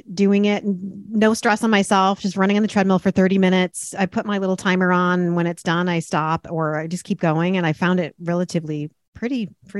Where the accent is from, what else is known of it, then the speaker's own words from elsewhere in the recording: Connecticut, United States; Connecticut, yeah.